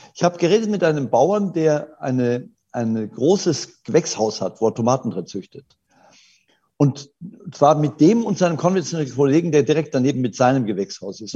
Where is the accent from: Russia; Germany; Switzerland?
Germany; bei uns in Deutschland